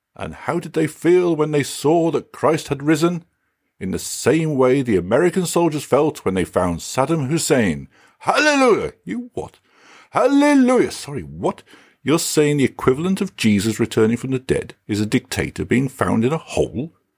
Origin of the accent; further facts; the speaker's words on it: England, United Kingdom; now in Denmark; I typically refer to myself as British rather than English